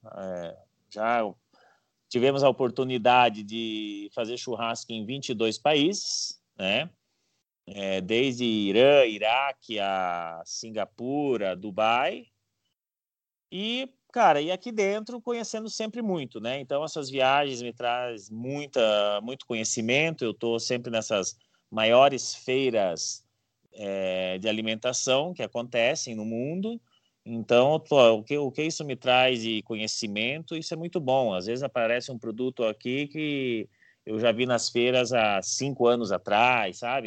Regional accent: Paraná, Brazil; moved away as an adult; also born or lived in Curitiba; now in São Paulo, Brazil; eu sou paranaense, filho de gaúcho

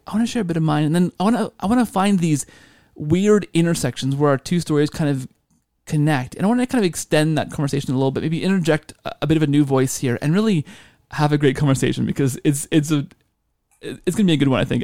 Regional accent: Canada; I'm Canadian

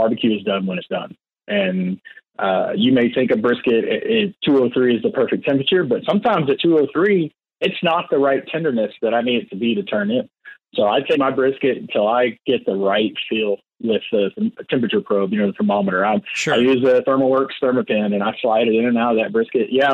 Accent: Crosby, Texas, United States; I grew up in Crosby, Texas

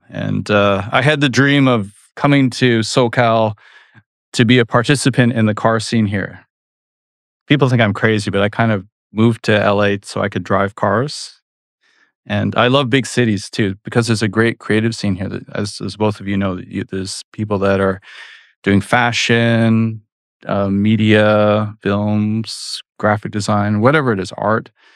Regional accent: Vancouver, British Columbia, Canada; moved away as an adult; now in United States; went back to my native Canada because I figured out in my hometown they were making this very famous racing game, Need for Speed

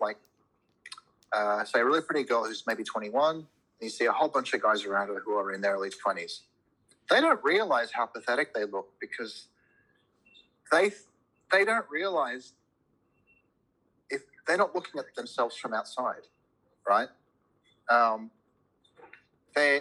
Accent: Cincinnati, Ohio, United States; also born or lived in Lebanon; now in Australia; I was born in Lebanon, but we moved to America actually not long after I was born. And so I grew up in the Midwest in Cincinnati.

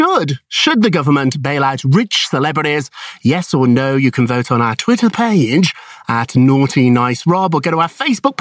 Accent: United Kingdom; now in United States; I'm British myself

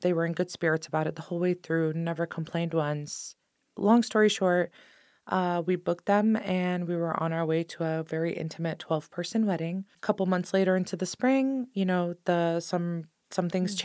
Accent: Sonoma County, California, United States; I grew up in Sonoma County my entire life

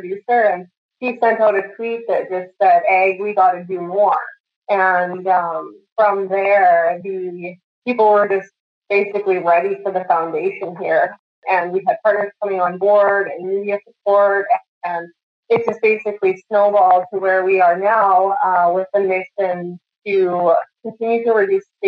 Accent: Saskatoon, Saskatchewan, Canada; I grew up in Saskatoon, Saskatchewan.

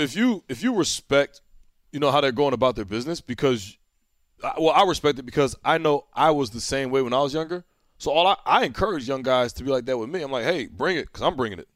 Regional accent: New Jersey, United States; I'm from Jersey

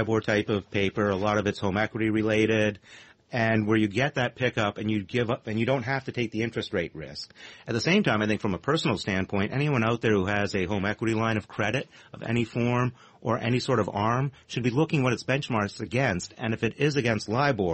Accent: Canada; now in United States; as a Canadian

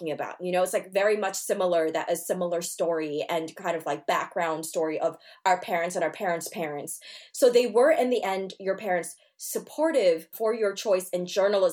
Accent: Great Neck, New York, United States; I also was raised in a Jewish town, Great Neck

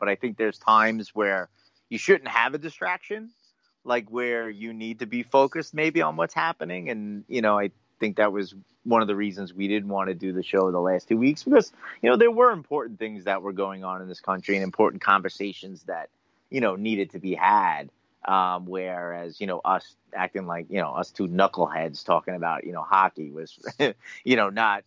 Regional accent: Long Island, New York, United States; growing up on Long Island, being a Ranger fan and going to games there

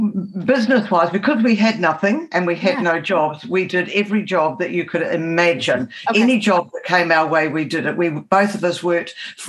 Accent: England, United Kingdom

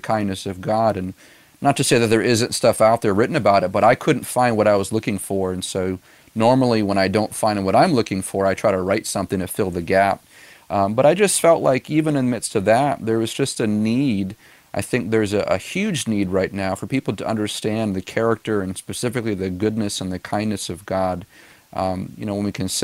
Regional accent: Gilmanton Iron Works, New Hampshire, United States; We planted this church back in 2013 in my hometown of Gilmanton Iron Works

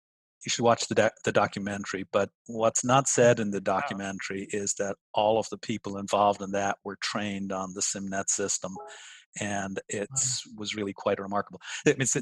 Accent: Dublin, Leinster, Ireland; moved away as an adult; also born or lived in United States; now in Pittsburgh, United States; I'm this kid in Dublin, Ireland

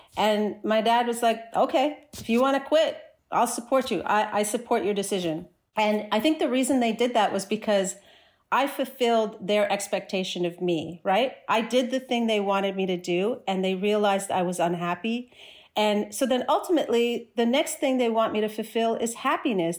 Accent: New Jersey, United States; moved away as an adult; also born or lived in Chicago, United States; now in Toronto, Canada; I grew up in New Jersey

